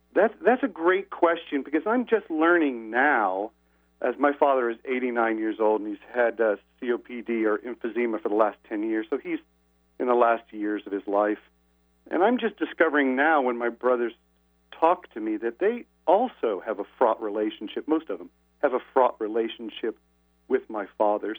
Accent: Indianapolis, Indiana, United States; moved away; I haven't lived in my hometown Indianapolis for a long time now

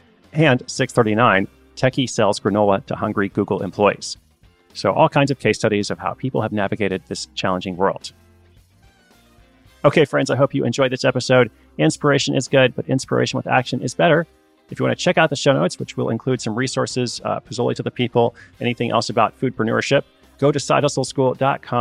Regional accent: Portland, Oregon, United States; moved away; my hometown of Portland, Oregon

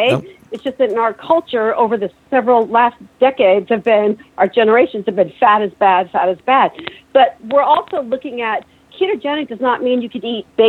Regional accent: Pacific Northwest, United States; Seattle fish have been found, Seattle salmon and Oryx Pacific Northwest. And I came from the Pacific Northwest.

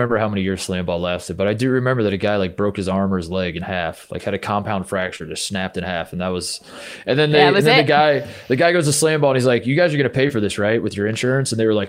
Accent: Melbourne, Victoria, Australia; Melbourne. I'm from Melbourne.

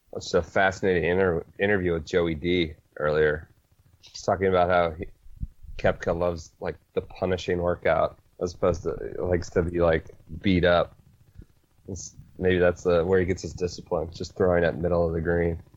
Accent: Northeast Ohio, United States; I'm from Northeast Ohio

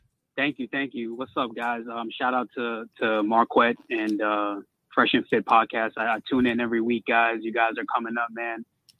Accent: Somalia; I come from a Muslim. I'm from Somalia, so that's one of the reasons why

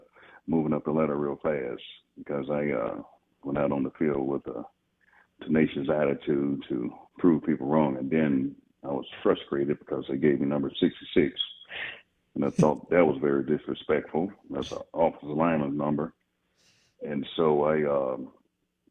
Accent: Birmingham, Alabama, United States; being born and raised in Birmingham, I grew up big-time Alabama fan

